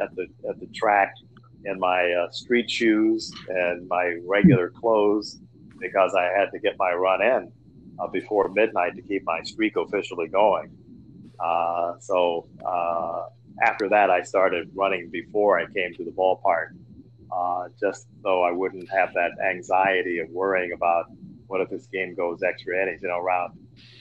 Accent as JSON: {"language": "English", "town": "Los Angeles", "region": "California", "country": "United States", "tie": "born or raised there", "also_born_or_lived": "Chicago", "moved": "yes", "lives_now": "Florida, United States", "said": "I grew up in Los Angeles, a Dodger fan"}